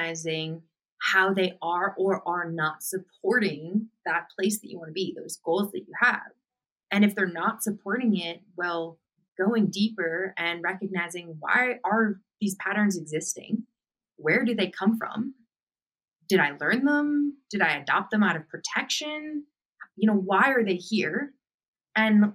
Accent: Boston, Massachusetts, United States; moved away as an adult; I grew up in Boston, Massachusetts, and I left my home and moved across the country

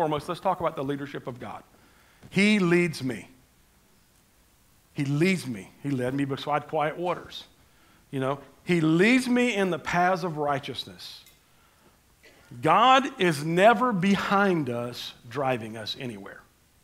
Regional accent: Panama City, Florida, United States; I grew up in Panama City, and I'm just a country boy type, redneck kind of a guy

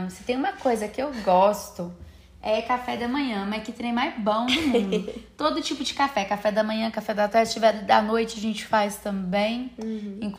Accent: Franca, São Paulo, Brazil; é, nós somos de Franca, São Paulo, interiorzinho de São Paulo e me respeitem que isso não é Minas Gerais.

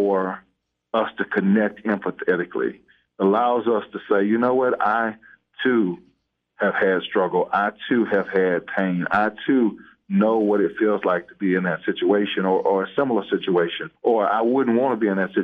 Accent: South DeKalb, Georgia, United States; I grew up in South DeKalb

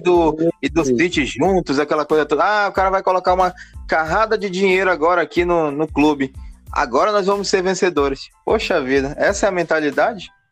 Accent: Manaus, Amazonas, Brazil; also born or lived in Belém; A gente mora aqui, galera, a gente é daqui de Manaus

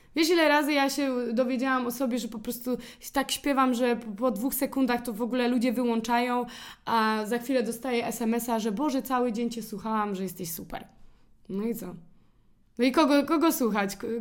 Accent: Poland; accent: Polish; nasz akcent jest tak fajny

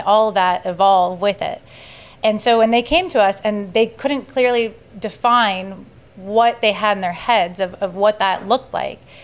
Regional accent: Sarasota, Florida, United States; my history of growing up in Sarasota and my familiarity with the neighborhoods

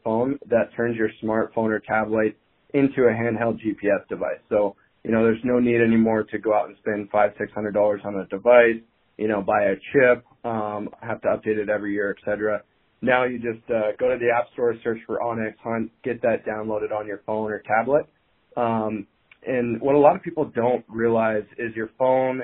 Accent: eastern Montana, United States; I was born and raised in Montana, but in eastern Montana

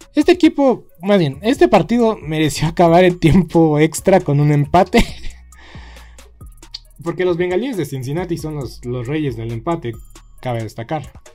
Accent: Mexico; nos falta visión, nos falta visión como, como mexicanos

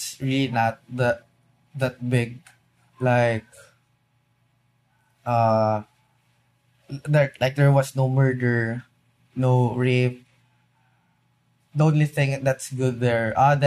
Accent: Philippines; being a Filipino inside

